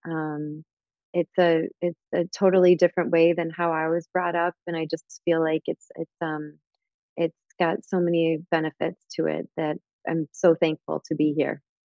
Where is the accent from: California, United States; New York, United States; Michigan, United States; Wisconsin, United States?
Michigan, United States; also born or lived in Chicago; now in Miami, United States; I am originally from Michigan.